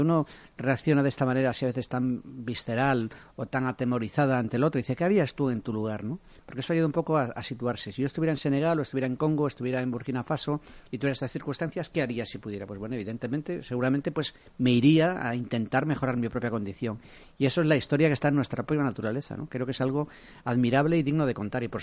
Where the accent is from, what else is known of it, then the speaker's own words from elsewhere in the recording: Galicia, Spain; yo soy gallego